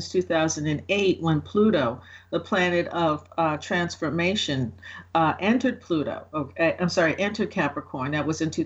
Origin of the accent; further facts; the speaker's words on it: New York, United States; I'm from New York